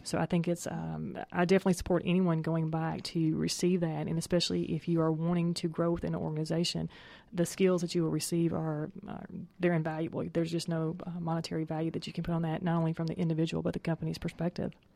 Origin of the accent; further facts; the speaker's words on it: Tennessee, United States; moved away as an adult; now in Atlanta, United States; I'm a native of Tennessee